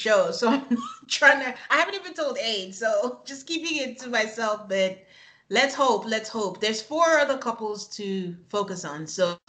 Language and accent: English; Houston, Texas, United States; also born or lived in Nigeria; we're both from Nigeria, but we're also originally from Texas and we grew up in Houston.